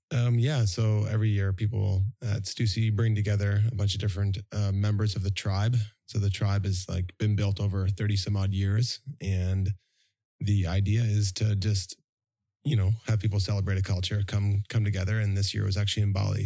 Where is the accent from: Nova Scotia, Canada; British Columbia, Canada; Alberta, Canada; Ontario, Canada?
Ontario, Canada; Toronto; moved away as an adult; now in Vancouver, Canada; I'm actually from Toronto, living in Vancouver for eighteen years. Next year is a pivotal year because I lived in Toronto for nineteen.